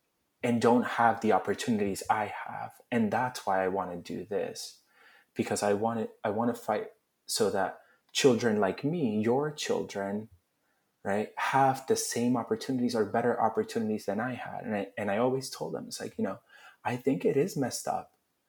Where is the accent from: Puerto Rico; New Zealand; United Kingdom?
Puerto Rico; had I grown up the same way I grew up in Puerto Rico, but in Philly